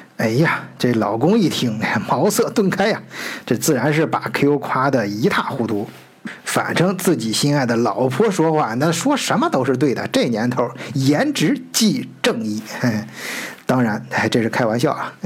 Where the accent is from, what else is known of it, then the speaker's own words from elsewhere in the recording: China; now in Germany; 在我们中国人自己的圈儿子里面